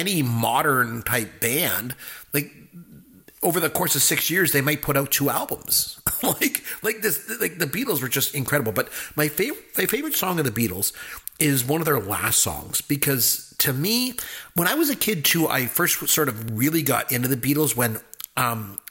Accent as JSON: {"language": "English", "country": "Canada", "said": "I'm Canadian"}